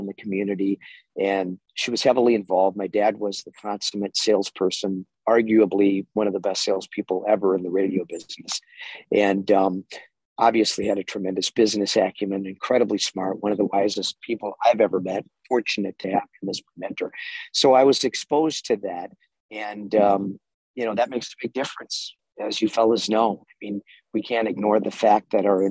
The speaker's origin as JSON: {"language": "English", "town": "Minneapolis", "region": "Minnesota", "country": "United States", "tie": "born or raised there", "said": "wound up in Minneapolis at age 21. At the time, I was the youngest weather anchor ever in America in a major market, top 15 market"}